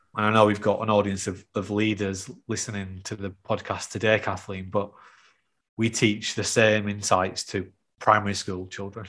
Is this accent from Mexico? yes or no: no; the north of England, United Kingdom; accent: North of England; my North of England accent